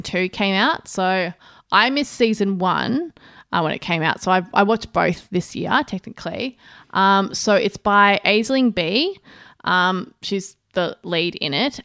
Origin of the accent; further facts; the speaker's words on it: Australia; as an Australian